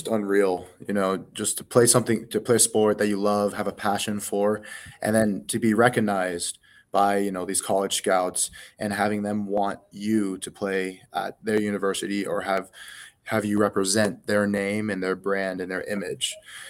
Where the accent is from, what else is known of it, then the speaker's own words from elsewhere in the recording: Colorado, United States; that's a big reason why I'm still from Colorado and love Colorado.